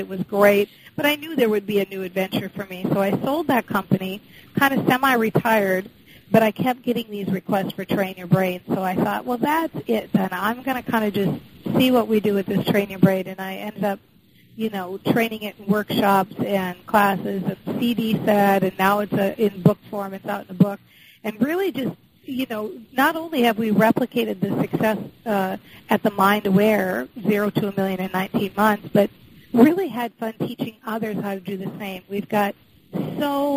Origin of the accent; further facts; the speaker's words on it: Minnesota, United States; I was raised in the Midwest in Minnesota